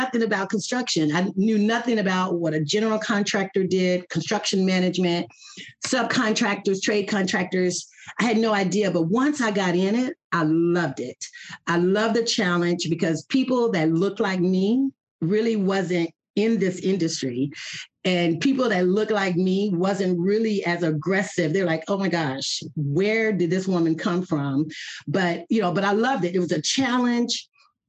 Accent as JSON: {"language": "English", "town": "Athens", "region": "Texas", "country": "United States", "lives_now": "Mansfield, United States", "said": "I am from East Texas, a little town called Athens, Texas"}